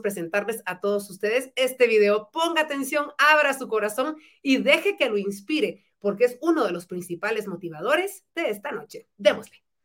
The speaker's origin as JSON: {"language": "Spanish", "country": "Guatemala", "said": "los guatemaltecos podemos"}